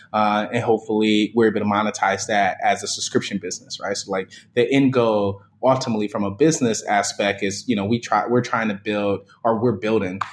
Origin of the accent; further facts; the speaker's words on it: Detroit, Michigan, United States; I grew up in Detroit, born and raised, initially in the Jeffries Projects in Detroit